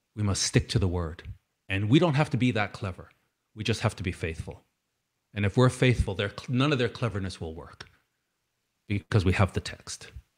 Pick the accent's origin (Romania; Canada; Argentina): Canada; I'm Canadian, I'm British Canadian.